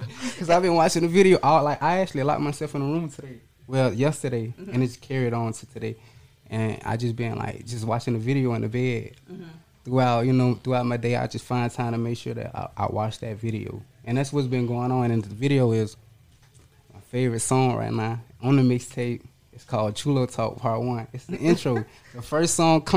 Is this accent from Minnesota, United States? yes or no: no; Memphis, Tennessee, United States; now in Florida, United States; I'm from Memphis, Tennessee, based in Florida